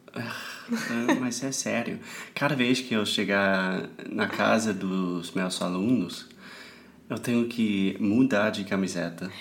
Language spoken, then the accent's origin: Portuguese; South Carolina, United States; Portuguese is a second language; moved away as an adult; now in Rio de Janeiro, Brazil; eu venho do, da Carolina do Sul, que a gente tem quatro estações